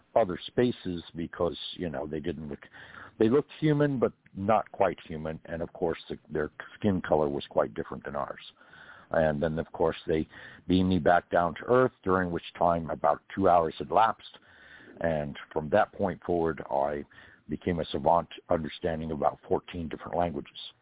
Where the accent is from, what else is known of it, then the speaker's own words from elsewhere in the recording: California, United States; now in Georgia, United States; I'm from California originally